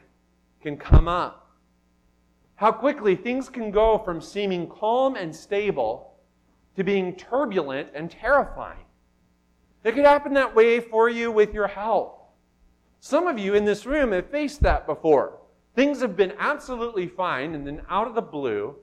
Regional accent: Miles City, Montana, United States; Growing up in Miles City, Montana, we were right on the bank of the Yellowstone River

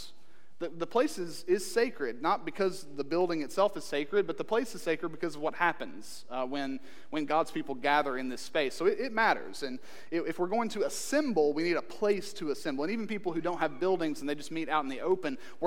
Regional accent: Eastern Kentucky, United States; I'm from Eastern Kentucky

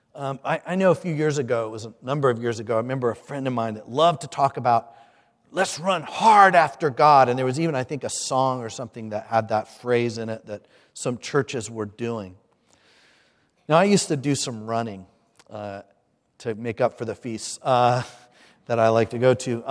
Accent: Hampton, Virginia, United States; I'm from Hampton, Virginia

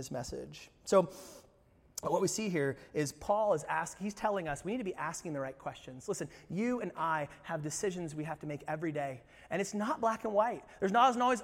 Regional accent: United States; us as American Christians

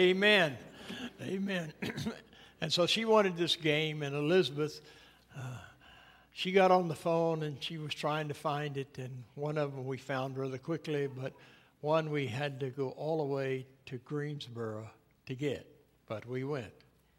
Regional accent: Scotland, United Kingdom; Being a Scotsman, I always bothered by Christmas. I suspect that's why my family never made much of it, you know.

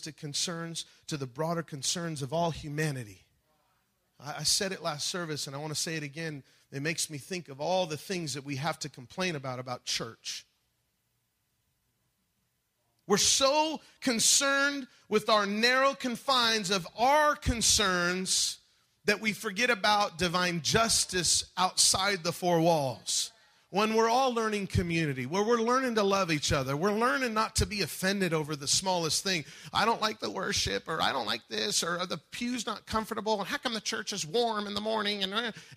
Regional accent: United States; I'm a believer before I'm an American

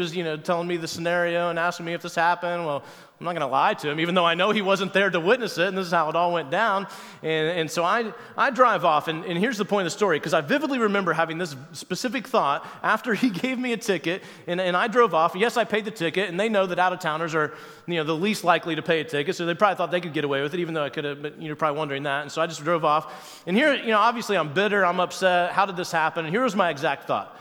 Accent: Wabash, Indiana, United States; also born or lived in Cincinnati area; now in Cincinnati, United States; my hometown of Wabash, Indiana, where my parents still live

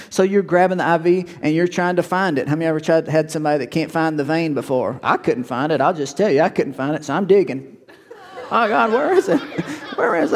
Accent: Woodworth, United States; I'm from Woodworth

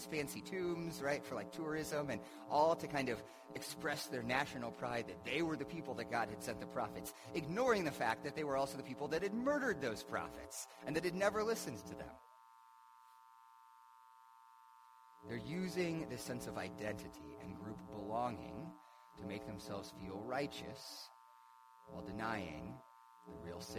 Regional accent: United States; I am an American, and I love living in America.

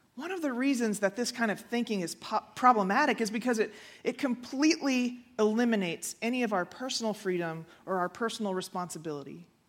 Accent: Houston, Texas, United States; moved away; I grew up in Houston

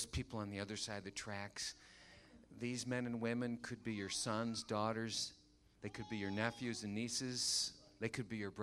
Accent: Muskegon, Michigan, United States; My dad began volunteering for the local Teen Challenge. Muskegon, Michigan. I'm from Michigan

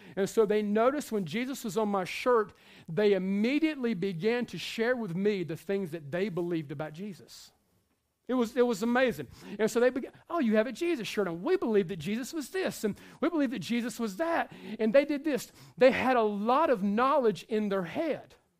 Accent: the South, United States; we are from the South

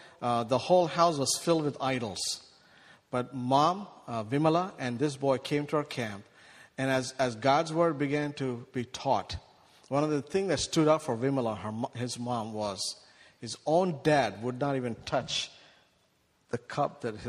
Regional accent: India; now in United States; 480 million children who are 18 years young live in our country, live in my home country in India. That's way beyond what we have in U.S.

